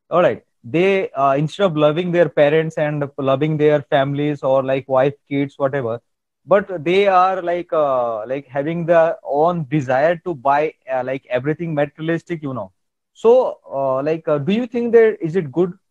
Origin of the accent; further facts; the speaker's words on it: India; accent: Indian; English is a second language; I know that my Indian accent is uh, like uh, different from your Canadian accent.